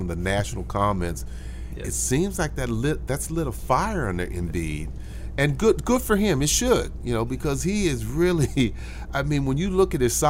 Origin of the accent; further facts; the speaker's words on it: Bay Area, California, United States; I'm from the Bay Area.